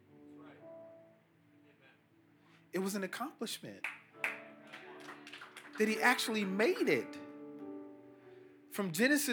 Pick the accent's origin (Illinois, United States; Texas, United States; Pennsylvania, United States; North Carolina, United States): Illinois, United States; Chicago; I'm from Chicago, not even 17 miles from here. I grew up in the housing projects called Augale Gardens